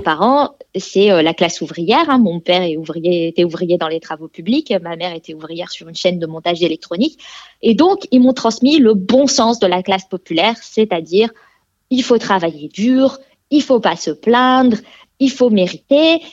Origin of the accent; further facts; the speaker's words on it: France; moved away as an adult; now in Sweden; je suis euh, née en France. Je vis maintenant en Suède, mais je suis née en France